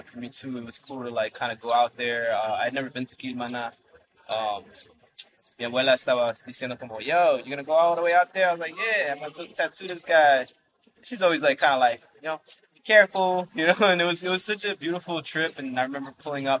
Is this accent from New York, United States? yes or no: yes; New York, United States; also born or lived in Peru; now in San Diego, United States; I was born and raised in New York, in the city, and then I've lived in Brooklyn and Yonkers, back to Brooklyn